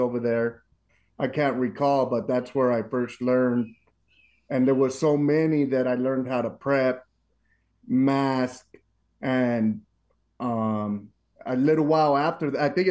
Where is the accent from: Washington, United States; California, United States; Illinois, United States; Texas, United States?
California, United States; Los Angeles; moved away as an adult; now in Dobbins, United States; We're originally from Los Angeles